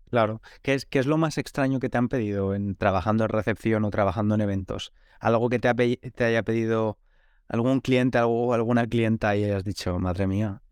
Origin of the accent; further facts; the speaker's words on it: Spain; now in London, United Kingdom; que nos vamos a dormir muy tarde en España